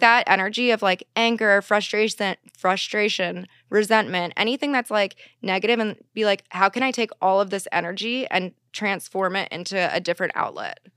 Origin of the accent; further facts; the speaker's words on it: East Coast, United States; now in Los Angeles, United States; I am from the East Coast